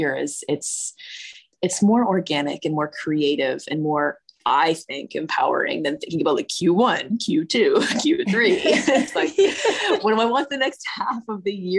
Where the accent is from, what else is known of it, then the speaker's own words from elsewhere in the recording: Brantford, Ontario, Canada; also born or lived in Toronto; I moved from Toronto to Brantford, which is where I grew up. So I'm living in the town that I grew up in now